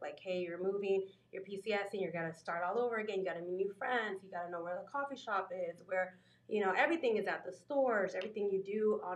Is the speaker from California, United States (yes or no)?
no; San Antonio, Texas, United States; moved away as an adult; I was raised here in San Antonio, Texas